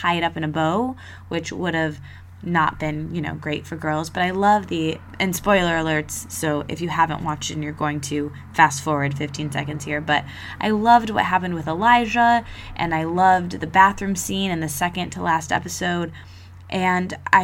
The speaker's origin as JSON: {"language": "English", "town": "East Lansing", "region": "Michigan", "country": "United States", "tie": "born or raised there", "said": "grew up in my hometown, East Lansing"}